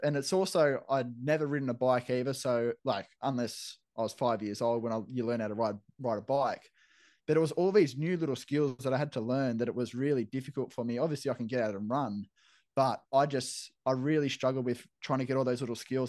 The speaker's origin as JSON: {"language": "English", "town": "Camden", "region": "New South Wales", "country": "Australia", "tie": "born or raised there", "moved": "as an adult", "lives_now": "Brisbane, Australia", "said": "growing up in Camden where I grew up"}